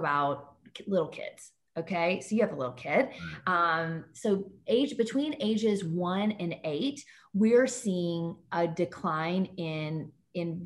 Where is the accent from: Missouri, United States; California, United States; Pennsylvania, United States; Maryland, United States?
Missouri, United States; St. Louis; I'm from Missouri too, right? I'm from St. Louis. I'm coming to you from St. Louis, Missouri right now.